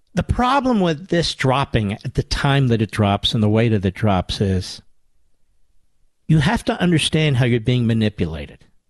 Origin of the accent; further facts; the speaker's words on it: Pennsylvania, United States; I'm from Pennsylvania